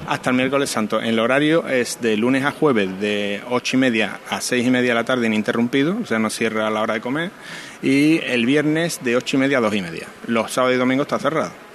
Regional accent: Alcalá de Guadaíra, Andalusia, Spain; now in Seville, Spain; mi hermano y yo nos criamos en Alcalá de Guadaira

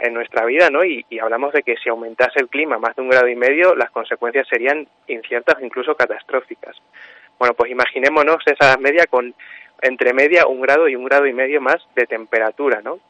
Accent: Puerto de Béjar, Castile and León, Spain; yo soy de Puerto de Béjar, pero, pero bueno, mi madre es de Montemayor del Río

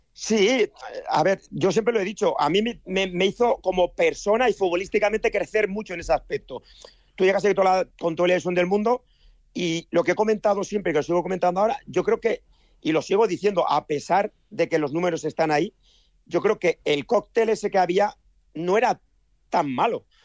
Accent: Basque Country, Spain; moved away as an adult; now in Valencia, Spain; soy vasco

